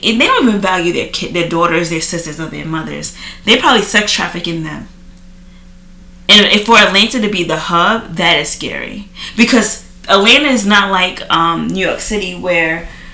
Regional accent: Trinidad & Tobago; now in United States; growing up in Trinidad. Like we seen a lot of things, and you know, coming to America

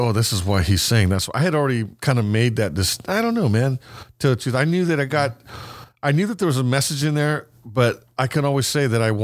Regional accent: California, United States; We're from California. I mean, I'm from Cali

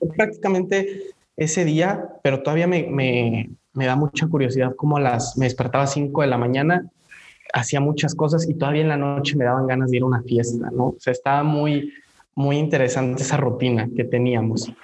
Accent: Mexico; nos define mucho como personas y como mexicanos

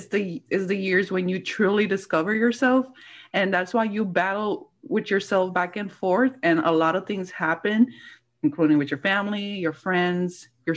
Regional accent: Puerto Rico; moved away as an adult; now in Miami, United States; I moved from Puerto Rico cuando cumplí los 18.

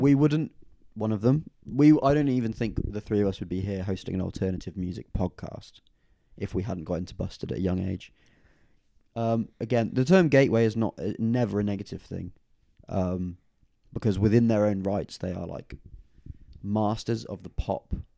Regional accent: Oxford, South East England, United Kingdom; my hometown venue for a second, though. Uh, the downstairs room at the O two Aca-, Academy in Oxford

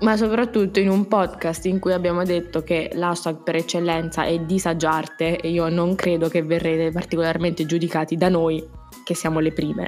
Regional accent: Abruzzo, Italy; da abruzzese raddoppiamo tutto, abbondiamo

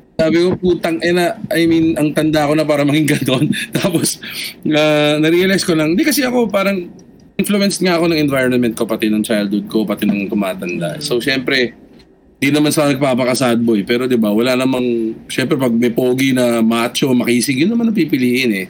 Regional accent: Las Piñas, Metro Manila, Philippines; Taga Las Piñas ako, yung time na yun

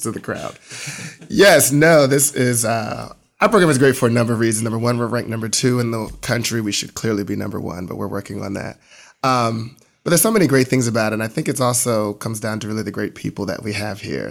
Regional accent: New Jersey, United States; now in Atlanta, United States; I'm originally from New Jersey

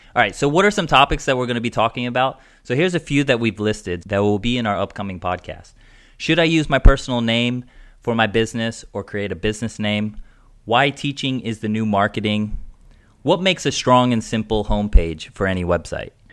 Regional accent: United States; moved away as an adult; also born or lived in Europe / Asia; now in Amsterdam, Netherlands; I'm an American. I'm living in Amsterdam now.

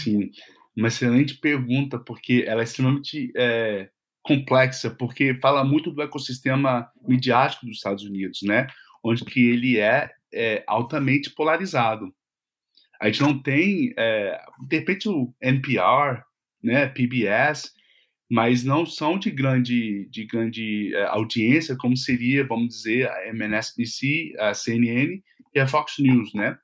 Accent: Vitória, Espírito Santo, Brazil; now in United States; eu sou de Vitória

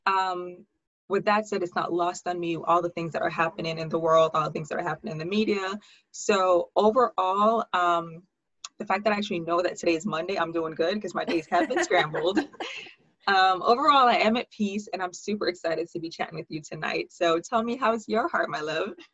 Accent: Jamaica; moved away as an adult; also born or lived in Hartford, Connecticut / New York; I was actually born in Hartford, Connecticut, but I lived in Jamaica for 16 years. Grew up there, went to high school there, and then moved back to New York for college

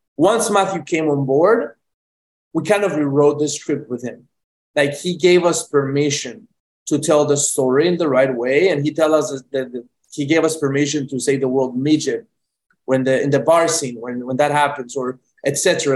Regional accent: Medellín, Antioquia, Colombia; moved away; I'm from Medellin, Colombia, born and raised

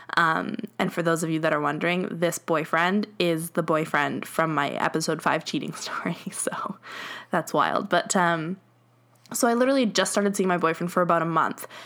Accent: Edmonton, Alberta, Canada; we're from Edmonton, like, we're from Alberta

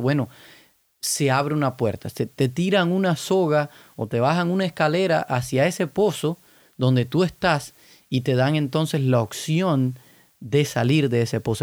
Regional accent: Cuba; yo soy cubano

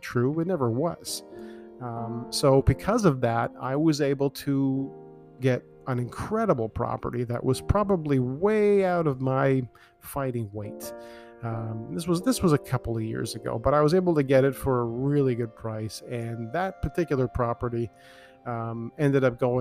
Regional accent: Toronto, Ontario, Canada; I grew up in Scarborough

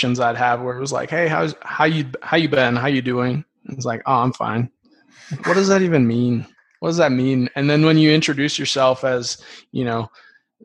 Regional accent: Dyersville, Iowa, United States; I grew up, I'm from Dyersville, Iowa

